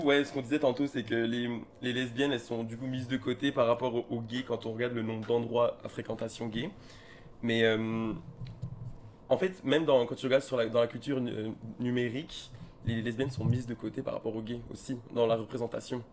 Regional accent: France; je suis français

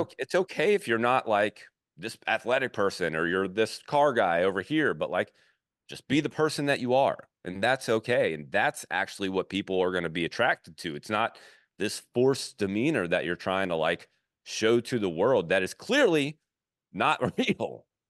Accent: Baton Rouge, Louisiana, United States; moved away; also born or lived in Fort Thomas, Kentucky; I grew up in Baton Rouge

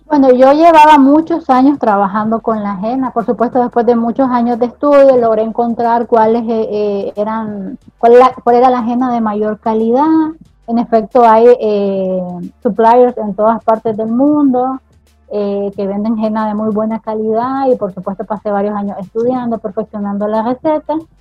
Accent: Nicaragua; aquí en Nicaragua

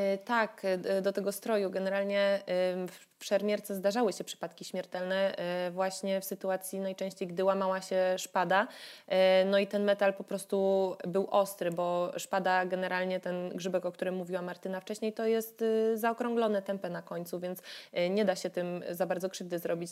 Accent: Katowice, Silesian Voivodeship, Poland; born or raised there

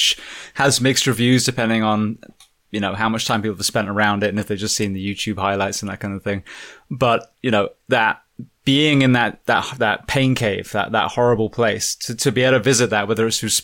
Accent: England, United Kingdom; now in United States; I'm an Englishman

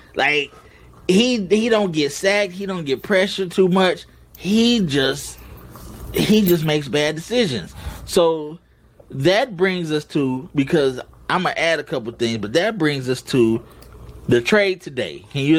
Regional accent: Detroit, Michigan, United States; moved away as an adult; now in Dallas, United States; when we grew up, everybody in Detroit watched the Wings.

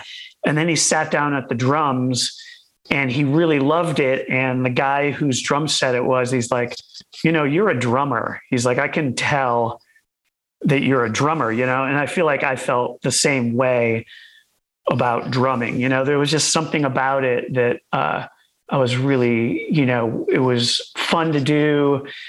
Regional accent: Warwick, Rhode Island, United States; I grew up in Warwick, Rhode Island, which is, you know, it's about 15 minutes from Providence

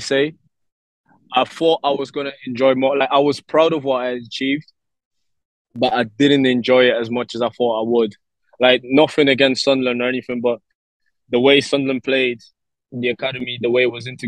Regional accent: Lisbon, Portugal; now in Gibraltar; So I was born in Lisbon, Portugal, and like a little suburb area in Lisbon

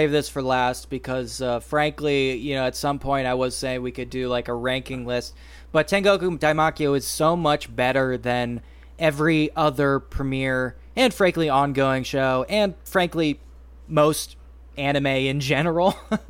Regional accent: United States; Frankly, I'm an American.

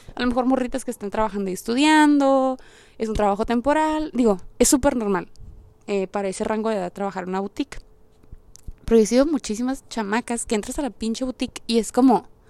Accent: Mexico; moved away; also born or lived in United States; no está tan, tan zarra en mi país

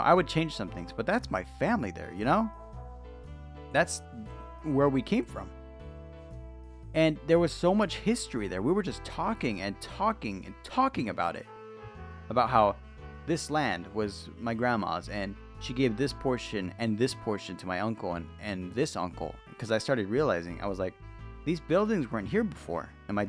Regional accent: United States

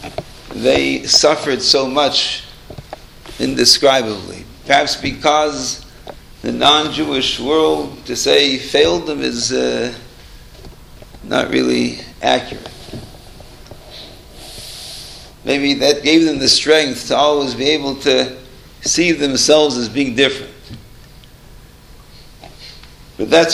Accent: Toronto, Ontario, Canada; We grew up in Toronto.

